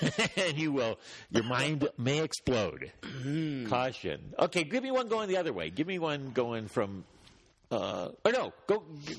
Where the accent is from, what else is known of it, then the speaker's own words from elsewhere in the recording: Detroit, Michigan, United States; I'm from the Motor City, Detroit